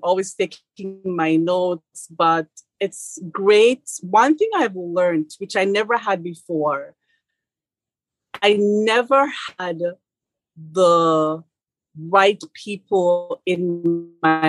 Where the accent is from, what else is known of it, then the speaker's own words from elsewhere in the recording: Jamaica; moved away; as a Jamaican coming here